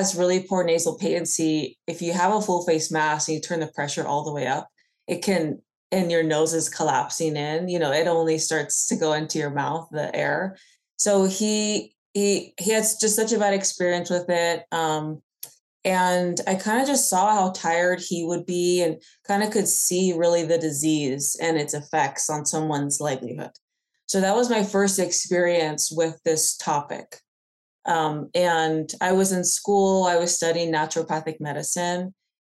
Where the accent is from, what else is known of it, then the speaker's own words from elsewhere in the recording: Bay Area, California, United States; I'm from the Bay Area